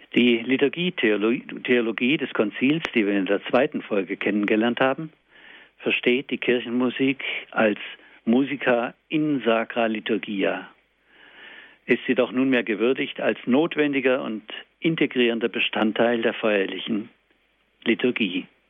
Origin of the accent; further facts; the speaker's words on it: Germany; bei uns in Deutschland